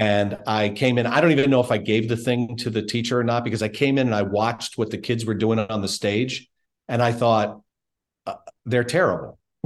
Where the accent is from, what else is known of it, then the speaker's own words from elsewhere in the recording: Baltimore, Maryland, United States; I grew up in Baltimore